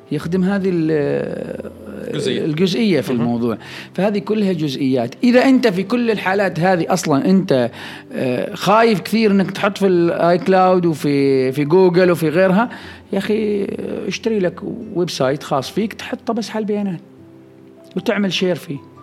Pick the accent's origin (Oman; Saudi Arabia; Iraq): Oman; عندنا في عمان